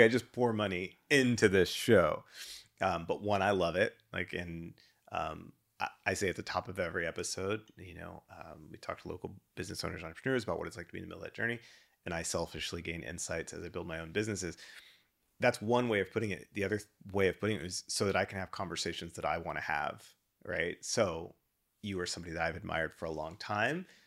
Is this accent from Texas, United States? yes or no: yes; Dallas, Texas, United States; moved away as an adult; also born or lived in Shreveport, Louisiana / Denver; now in Houston, United States; grew up in D F W. Um, so that was my childhood pretty much all the way through college.